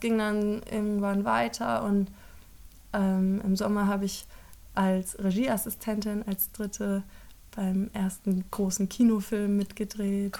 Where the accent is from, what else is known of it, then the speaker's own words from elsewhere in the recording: Frankfurt am Main, Hesse, Germany; moved away; also born or lived in Ludwigsburg; Ich komme aus Frankfurt am Main